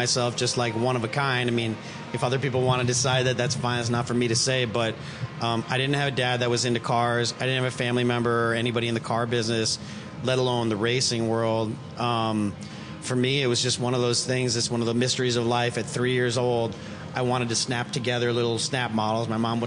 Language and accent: English; Chicago, Illinois, United States; I grew up in Chicago